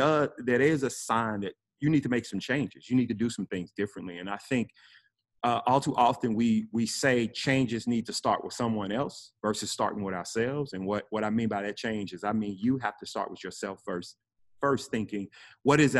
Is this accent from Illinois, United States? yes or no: no; Memphis, Tennessee, United States; now in Homestead, United States; I am originally from Memphis, Tennessee, former hip hop artist